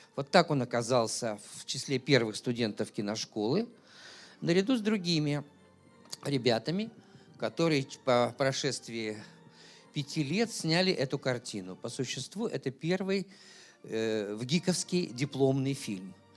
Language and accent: Russian; Chelyabinsk, Chelyabinsk Oblast, Russia; сам я родился в Челябинске